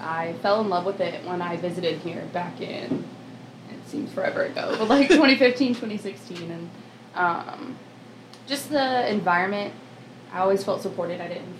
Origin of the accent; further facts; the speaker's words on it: Clover, South Carolina, United States; I'm from Clover, South Carolina, born and raised.